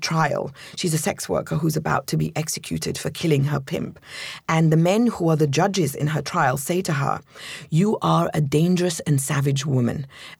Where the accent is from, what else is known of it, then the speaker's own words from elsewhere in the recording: London, United Kingdom; also born or lived in Egypt; So I was born in Egypt to an Egyptian family. And we moved to London when I was 7.